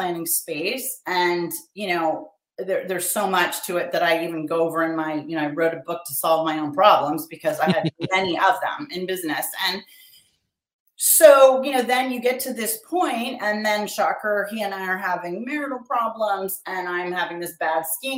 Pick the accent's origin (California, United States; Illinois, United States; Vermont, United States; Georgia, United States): California, United States; Pasadena; I grew up in Pasadena, California